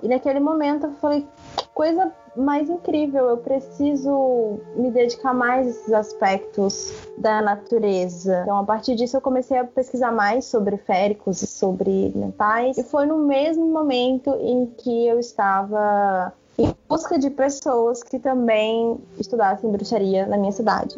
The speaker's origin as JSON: {"language": "Portuguese", "town": "Natal", "region": "Rio Grande do Norte", "country": "Brazil", "said": "eu sou de Natal, aqui no Rio Grande do Norte"}